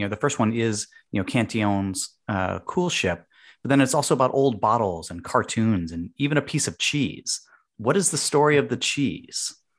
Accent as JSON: {"language": "English", "country": "United States", "said": "we as American drinkers"}